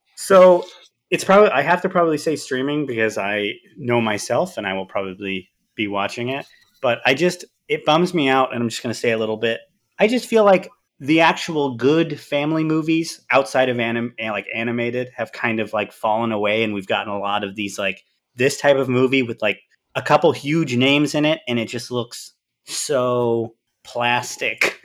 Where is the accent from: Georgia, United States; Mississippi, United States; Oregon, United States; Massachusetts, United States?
Oregon, United States; Southern; I'm from Oregon. There's no team in Oregon. There's no, in, in Southern Oregon, there's not really any team even close to me.